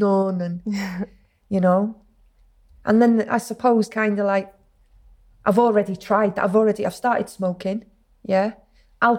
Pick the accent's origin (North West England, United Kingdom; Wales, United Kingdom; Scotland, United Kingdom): Wales, United Kingdom; Acton; I grew up in a place called Acton